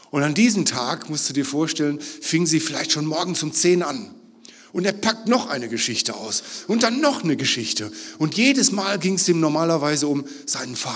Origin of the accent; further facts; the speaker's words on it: Northern Germany, Germany; Ich komme aus Norddeutschland, eigentlich heißt das, ich habe Angst.